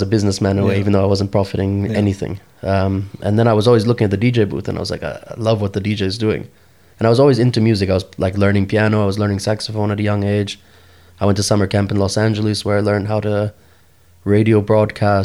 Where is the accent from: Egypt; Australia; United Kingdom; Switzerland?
Switzerland; Zurich; first language English; also born or lived in New York; I was born and raised in Zurich